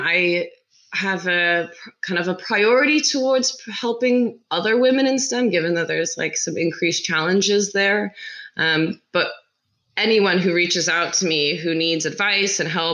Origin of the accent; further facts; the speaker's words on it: Seattle, Washington, United States; moved away as an adult; also born or lived in California / England; now in London, United Kingdom; I was born in California, raised up in Seattle